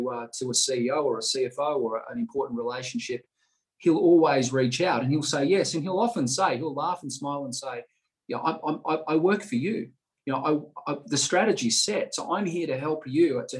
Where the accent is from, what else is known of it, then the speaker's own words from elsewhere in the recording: Melbourne, Victoria, Australia; also born or lived in London; my Western Bulldogs supporting that I had as a child growing up in Melbourne